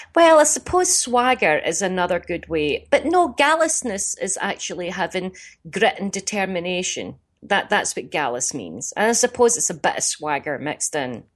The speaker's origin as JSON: {"language": "English", "town": "Glasgow", "region": "Scotland", "country": "United Kingdom", "said": "my fellow Glaswegians"}